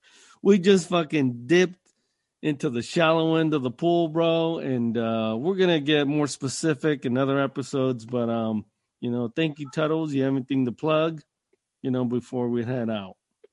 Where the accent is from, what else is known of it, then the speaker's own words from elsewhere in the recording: Appalachia, United States; I'm from the Appalachian Mountains.